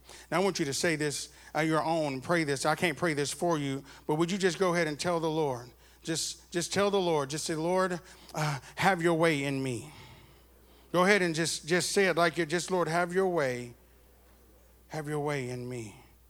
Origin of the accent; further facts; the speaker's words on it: Arkansas, United States; now in Texas, United States; I'm from Arkansas. I was born in Texas, and I was raised in Arkansas, and I got back to Texas as fast as I could because I love Texas.